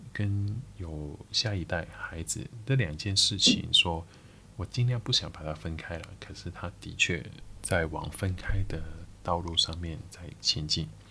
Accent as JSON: {"language": "Chinese", "country": "Macau", "second_language": "Chinese", "said": "我是一个澳门人"}